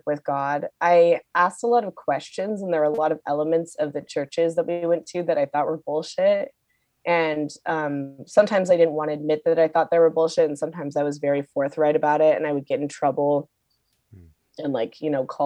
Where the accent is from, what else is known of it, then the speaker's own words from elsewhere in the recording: Seattle, Washington, United States; I grew up in Seattle.